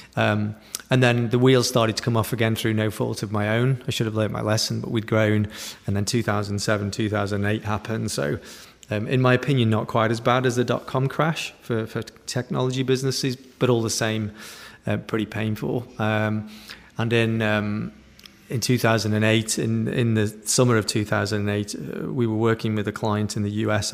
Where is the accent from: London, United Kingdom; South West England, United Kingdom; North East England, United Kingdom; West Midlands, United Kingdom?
West Midlands, United Kingdom; Stoke-on-Trent; growing up in Stoke-on-Trent